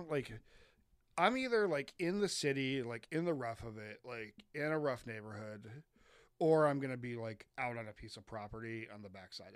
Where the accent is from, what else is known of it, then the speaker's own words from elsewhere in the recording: East Coast, United States; moved away; also born or lived in Colorado; we're from the East Coast, and we were living in rural Colorado